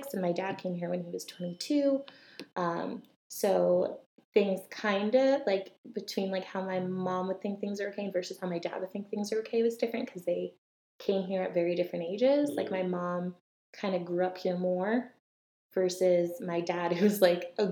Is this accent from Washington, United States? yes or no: no; Connecticut, United States; I grew up in Connecticut to immigrant Jamaican parents